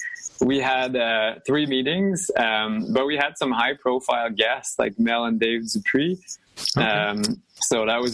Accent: Ontario, Canada; first language French; English is a second language; I'm actually Franco-Ontarian, so I'm Ontarian, but my first language is French.

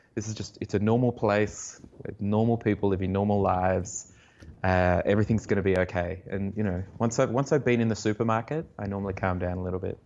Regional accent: Canberra, Australian Capital Territory, Australia; I grew up in Canberra and in the eighties and nineties

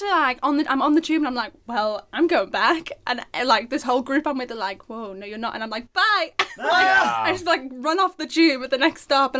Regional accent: Liverpool, North West England, United Kingdom; And as a Scouser, like

